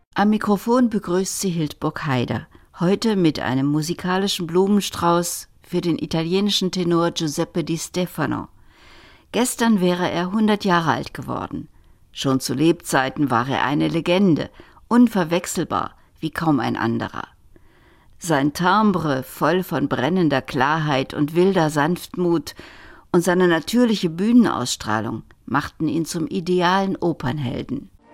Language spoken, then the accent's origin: German; Cologne, North Rhine-Westphalia, Germany; komme ich aus Köln